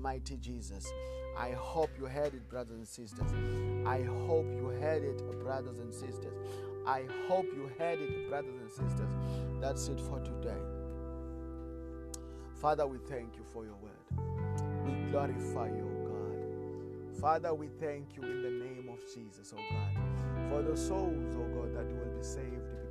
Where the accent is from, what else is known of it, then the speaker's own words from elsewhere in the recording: South Africa; I come from South Africa.